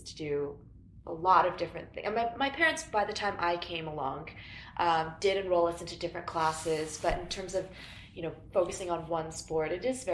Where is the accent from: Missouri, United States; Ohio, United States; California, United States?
California, United States; Long Beach; we grew up in Long Beach